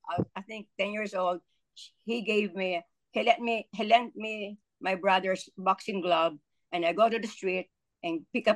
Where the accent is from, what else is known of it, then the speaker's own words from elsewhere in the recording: Philippines; moved away as an adult; now in New York, United States; growing up in the Philippines